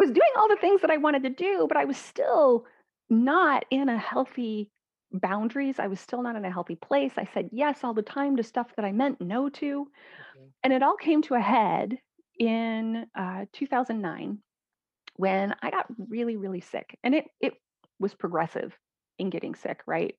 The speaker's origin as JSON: {"language": "English", "region": "Midwest", "country": "United States", "tie": "born or raised there", "said": "I was raised in the Midwest in the United States"}